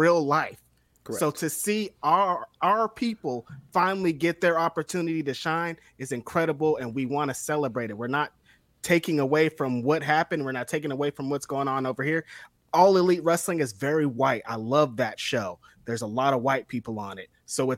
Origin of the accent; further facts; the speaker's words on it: Bakersfield, California, United States; I'm from Bakersfield. I've been to a lot of shows that were 100% Latino shows, so I know what's going on.